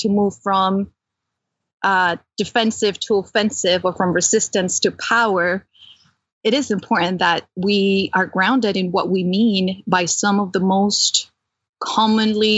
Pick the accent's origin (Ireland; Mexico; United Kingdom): Mexico; Mexico City; also born or lived in California; now in Pennsylvania, United States; I was born and raised in Mexico City to a communist family.